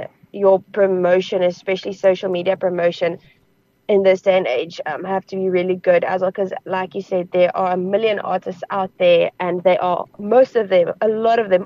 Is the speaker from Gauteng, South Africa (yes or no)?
no; Northern Cape, South Africa; I am an Afrikaans farm girl. I'm from the Northern Cape. I'm from the desert.